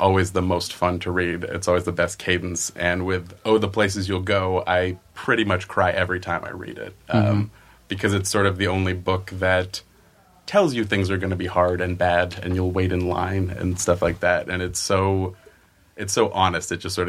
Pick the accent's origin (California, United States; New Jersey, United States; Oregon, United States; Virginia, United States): California, United States; Oakland; also born or lived in Chicago, United States; now in Southern California, United States; No, I'm from Oakland, California.